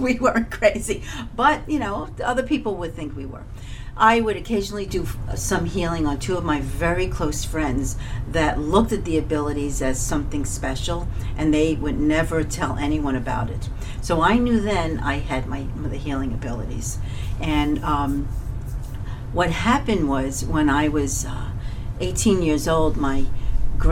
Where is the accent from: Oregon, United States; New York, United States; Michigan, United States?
New York, United States; New York City; I was born and raised in Coney Island, Brooklyn